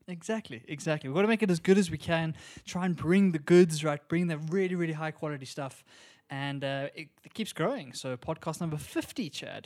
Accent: South Africa; we're from South Africa

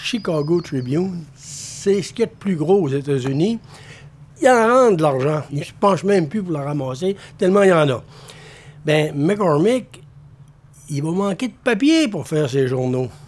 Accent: Baie-Comeau, Quebec, Canada; Je suis natif de Bécomo. Bécomo est né en 1937 officiellement. Et moi, je suis né en 1942, cinq ans plus tard. Alors, Bécomo et moi-même, on a pas mal grandi en même temps.

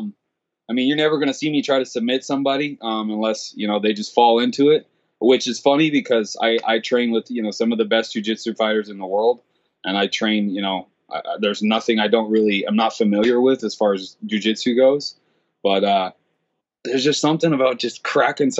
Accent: Central Oregon, United States; moved away as an adult; also born or lived in Willamette Valley, Oregon; now in San Diego, United States; I grew up in Central Oregon, man, it's like 300 days of sunshine there

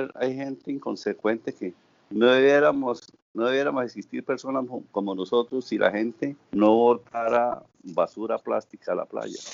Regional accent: Bucaramanga, Santander, Colombia; moved away as an adult; also born or lived in Suaita, Santander / Cartagena; now in Santa Marta, Colombia; mi origen es santanderiano de Suaita, Santander. Me estudié en la ciudad de Bucaramanga

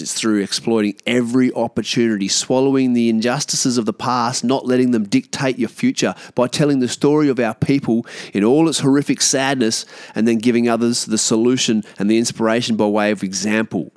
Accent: Australia; we as Australian, uh, Aboriginal people

